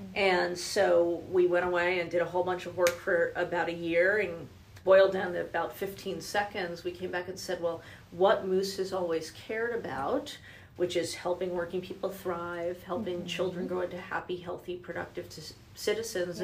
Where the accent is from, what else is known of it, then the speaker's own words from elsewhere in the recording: New Jersey, United States; also born or lived in Denver; now in Louisville, United States; I'm originally from New Jersey